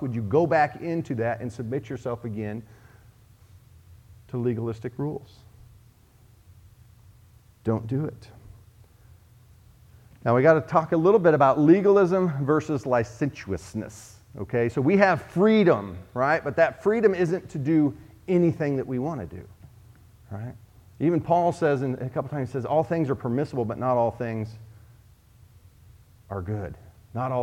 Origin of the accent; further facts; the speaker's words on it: Oklahoma, United States; in the Bible Belt where Jan and I grew up in Oklahoma